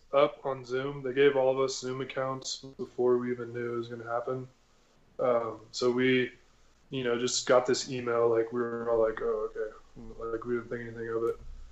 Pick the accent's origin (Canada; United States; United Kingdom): United States; San Antonio, Texas; I grew up in San Antonio.